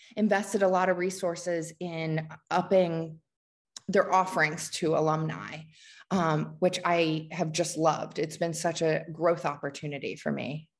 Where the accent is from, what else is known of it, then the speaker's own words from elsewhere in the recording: Washington, District of Columbia, United States; now in Atlanta, United States; I grew up in the Washington, D C area